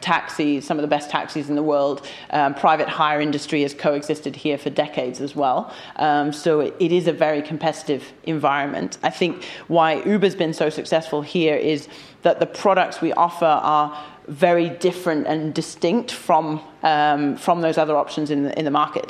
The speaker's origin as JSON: {"language": "English", "region": "London", "country": "United Kingdom", "said": "I'm, I'm a Londoner."}